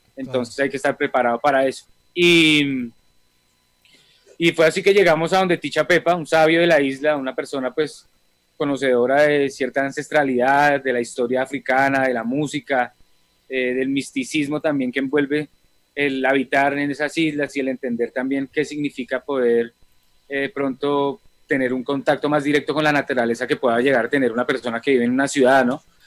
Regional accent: Colombia

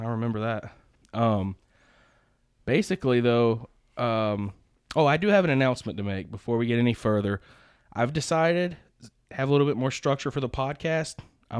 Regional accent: the South, United States; I'm from the South.

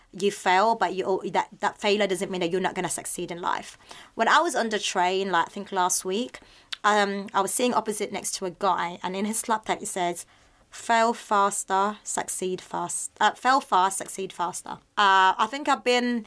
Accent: Philippines; I'm just being a Filipino

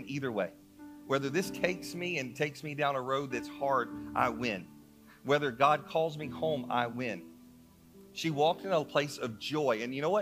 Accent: North Carolina, United States; moved away as an adult; I'm from North Carolina.

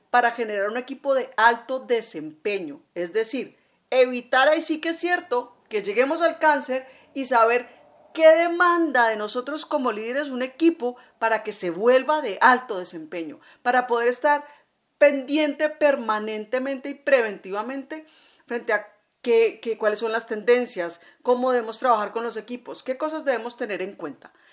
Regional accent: Colombia; como digo yo aquí en mi tierra, ya en Estico. Bueno, aquí en Colombia es muy tradicional en diciembre buñuelos y natillas

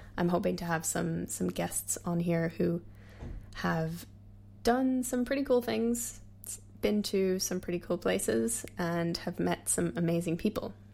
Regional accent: United States; I'm Irish American

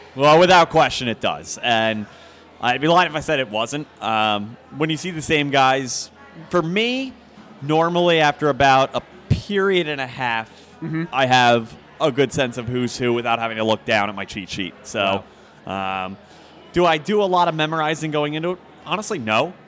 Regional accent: Philadelphia, Pennsylvania, United States; moved away; I grew up in Philadelphia, so I grew up listening to Merrill Reese and Mike Quick

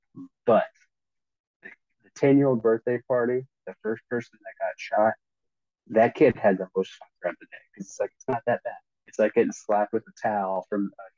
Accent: Torrance, California, United States; moved away; also born or lived in Georgia; I am originally from California, from Torrance, which is a suburb of Los Angeles

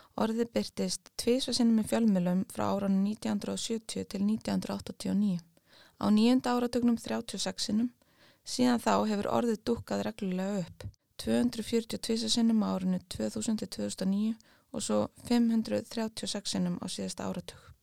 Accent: Iceland; við erum eiland á norður hjara veraldar

